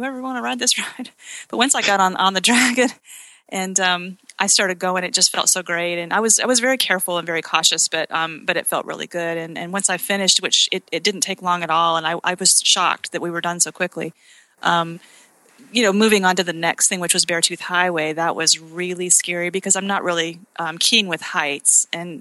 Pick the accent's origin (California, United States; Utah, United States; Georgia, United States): Utah, United States; now in Conway, United States; Me being from Utah